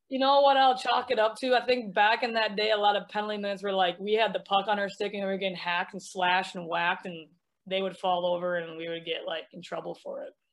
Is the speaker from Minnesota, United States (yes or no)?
yes; Minnesota, United States; I'm from Minnesota